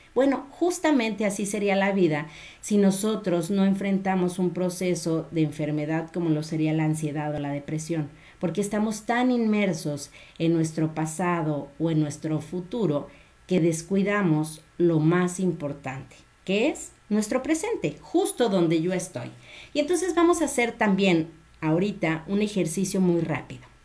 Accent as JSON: {"language": "Spanish", "town": "Guadalajara", "region": "Jalisco", "country": "Mexico", "said": "de aquí de mi tierra"}